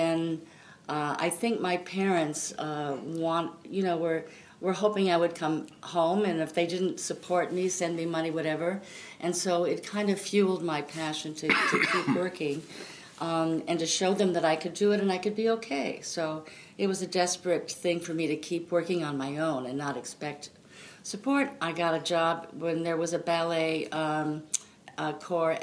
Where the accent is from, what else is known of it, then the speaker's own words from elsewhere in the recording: Royal Oak, Michigan, United States; also born or lived in Pontiac, Michigan; I grew up in the suburbs of Detroit, Royal Oak, Michigan.